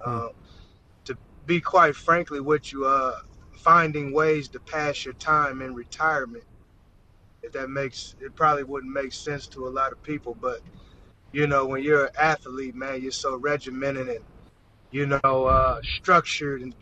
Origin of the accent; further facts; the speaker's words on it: Portland, Oregon, United States; moved away as an adult; also born or lived in Arizona; Portland, Oregon, my hometown